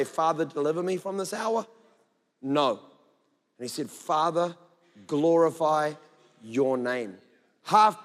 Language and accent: English; Scotland, United Kingdom; I'm Scottish